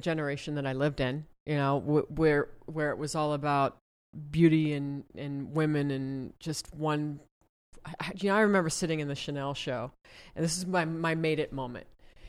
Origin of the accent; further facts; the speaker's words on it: Ohio, United States; I'm from Ohio.